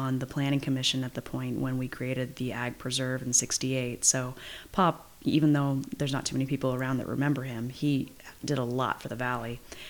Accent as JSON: {"language": "English", "town": "Yountville", "region": "California", "country": "United States", "tie": "born or raised there", "said": "I was born in Yountville and grew up there in the same house. So my parents moved in 6 weeks after I was born."}